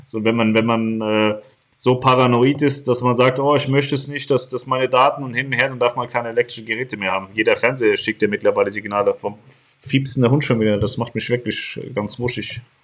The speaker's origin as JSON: {"language": "German", "country": "Poland", "tie": "born or raised there", "said": "ich bin in Polen geboren worden. Bin ein Pole."}